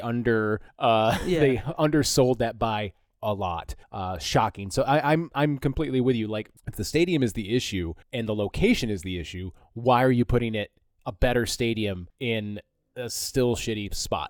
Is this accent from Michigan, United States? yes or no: yes; Flint, Michigan, United States; moved away; also born or lived in Philadelphia, Pennsylvania; I was born and raised in Flint